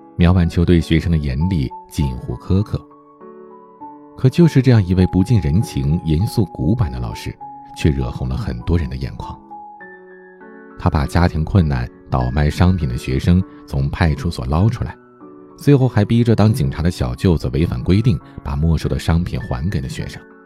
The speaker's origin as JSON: {"language": "Chinese", "region": "Heilongjiang", "country": "China", "tie": "born or raised there", "said": "我的老家黑龙江，下边齐齐哈尔市的泰兰县"}